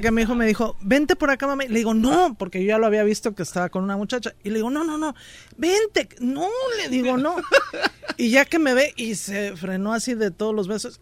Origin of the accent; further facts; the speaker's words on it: Mexico City, Mexico; del DF. Mi papá era de Morelos